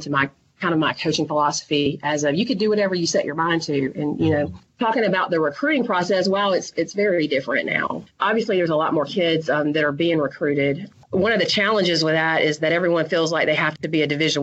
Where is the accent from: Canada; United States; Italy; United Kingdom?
United States; Columbus, Georgia; I was invited to go back to my hometown, Columbus, Georgia